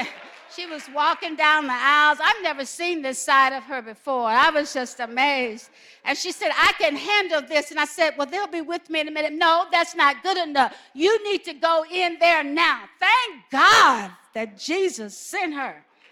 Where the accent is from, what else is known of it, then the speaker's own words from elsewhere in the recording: the South, United States; You know how you were growing up in the South and they would always say, make sure you have clean underwear. Remember that? They used to always tell us, make sure you had clean underwear.